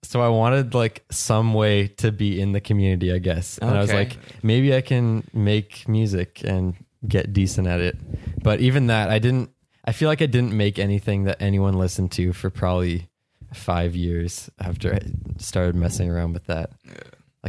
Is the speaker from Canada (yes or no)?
yes; Prince Edward Island, Canada; I'm from Prince Edward Island, Canada. It's like the far east coast of Canada.